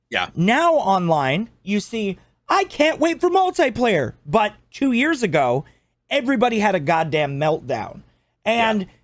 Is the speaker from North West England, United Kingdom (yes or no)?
no; Scotland, United Kingdom; I'm Scottish